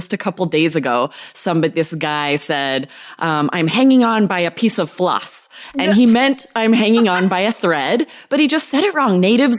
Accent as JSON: {"language": "English", "region": "Idaho", "country": "United States", "tie": "born or raised there", "moved": "yes", "lives_now": "Arizona, United States", "said": "where I grew up in Idaho, that doesn't exist."}